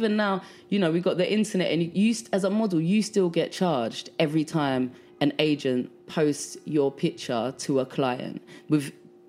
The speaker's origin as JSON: {"language": "English", "region": "London", "country": "United Kingdom", "moved": "as an adult", "lives_now": "New York, United States", "said": "I'm from London. I'm from South London."}